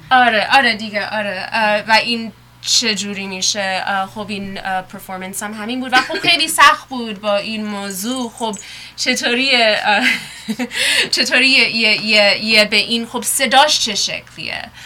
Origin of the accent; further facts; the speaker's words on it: United States; also born or lived in Iran; خودم توی ایران به دنیا اومده بودم خیلی کوچیک بودم اومدیم آمریکا اینجا بزرگ شدم